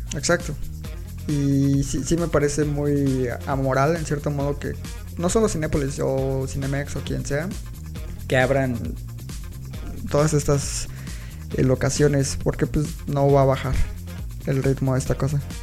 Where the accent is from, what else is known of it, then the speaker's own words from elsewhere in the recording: Mexico; uno como mexicano